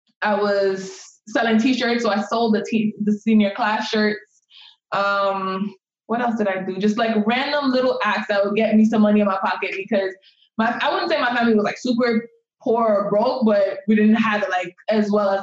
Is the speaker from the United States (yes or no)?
no; Jamaica; moved away; So I'm an immigrant. I was born and raised in Jamaica, and growing up in Jamaica